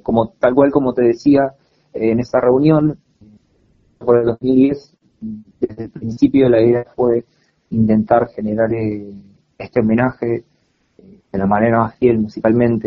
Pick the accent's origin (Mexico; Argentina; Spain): Argentina; Cipolletti, Río Negro; moved away as an adult; now in Buenos Aires, Argentina; soy de, de Cipolletti, Río Negro